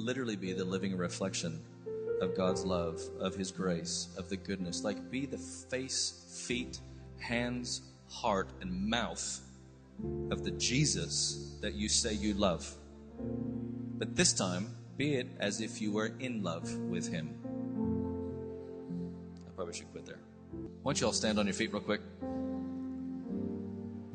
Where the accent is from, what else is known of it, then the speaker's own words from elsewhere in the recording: United States; accent: American; now in United Kingdom; I sound American, but I've spent 24 years, I'm British, all the way on the inside